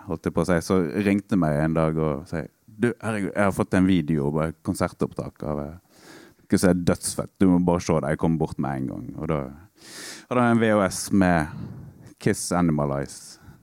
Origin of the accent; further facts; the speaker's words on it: Stord, Vestland, Norway; På Stord, der jeg er fra, på barneskolen